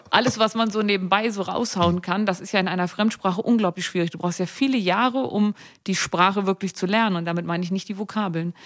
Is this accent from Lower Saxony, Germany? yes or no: yes; Seesen, Lower Saxony, Germany; also born or lived in Gittelde; now in Hannover, Germany; Ich bin in Seesen und Gittel da aufgewachsen.